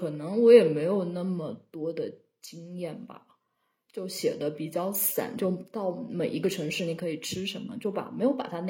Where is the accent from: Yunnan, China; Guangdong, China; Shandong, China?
Yunnan, China; Shiping; 那法国人要继续侵略我老家石屏，那不是开着火车就过？